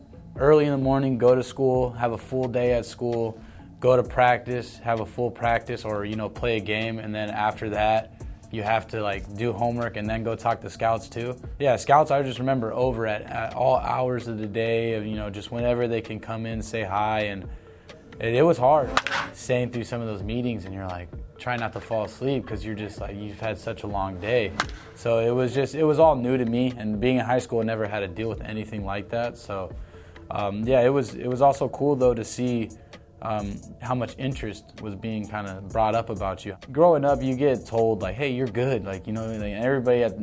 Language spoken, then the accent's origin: English; Tucson, Arizona, United States; also born or lived in Los Angeles; I grew up in Tucson